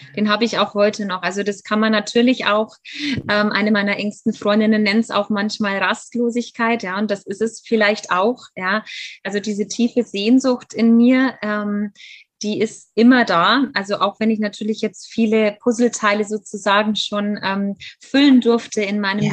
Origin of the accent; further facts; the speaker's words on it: Germany; also born or lived in Bavaria; ich lebe in Bayern. Ich bin ähm, in Deutschland auch aufgewachsen, bin aber tatsächlich Halbamerikanerin